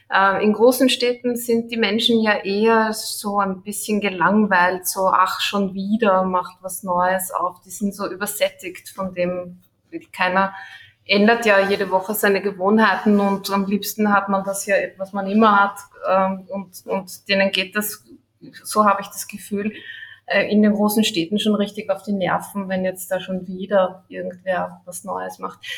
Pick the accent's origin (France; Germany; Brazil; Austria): Austria; Vienna; Ich bin Wienerin, ja, genau.